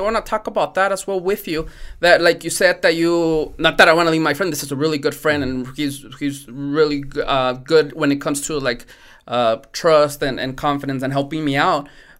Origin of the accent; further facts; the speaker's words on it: Mexico; born there; English is a second language; My first language is not English, right? I was born also in Mexico.